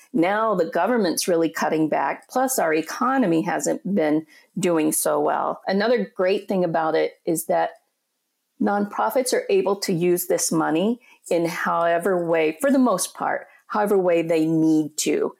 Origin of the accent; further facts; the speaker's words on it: Colorado, United States; moved away as an adult; also born or lived in Minneapolis; now in Upper Peninsula, Michigan, United States; I'm originally from Colorado, and I grew up in a small town in Colorado in the Four Corners area